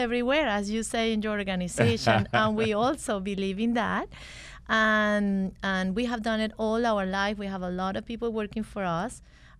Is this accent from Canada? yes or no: no; Venezuela; English is a second language; moved away as an adult; We are originally from Venezuela. We are lawyers. We graduated in Venezuela, and then we went to Harvard Law School.